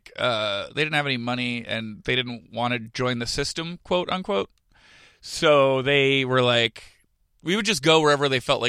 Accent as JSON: {"language": "English", "region": "California", "country": "United States", "tie": "born or raised there", "also_born_or_lived": "South Jersey", "said": "get my sarcasm and my humor from Jersey, but I get my social awareness from California, because growing up in the Bay Area, I, like, knew gay people and stuff like that."}